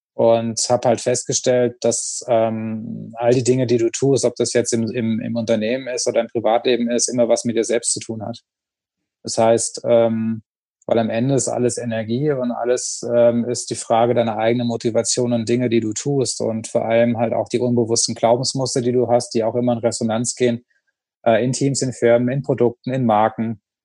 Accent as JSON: {"language": "German", "region": "Rhineland-Palatinate", "country": "Germany", "tie": "born or raised there", "said": "vom Dorf kommt, also ich komme halt aus der Pfalz und da haben wir halt Weinfeste"}